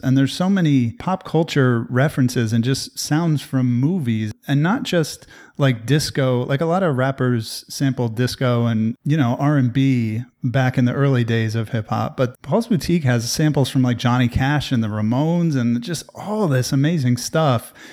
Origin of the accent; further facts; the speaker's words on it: New Jersey, United States; I'm from New Jersey